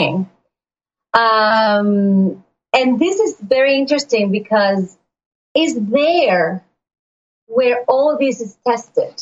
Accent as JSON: {"language": "English", "country": "Puerto Rico", "tie": "born or raised there", "moved": "yes", "lives_now": "Florida, United States", "said": "I was born and raised in Puerto Rico"}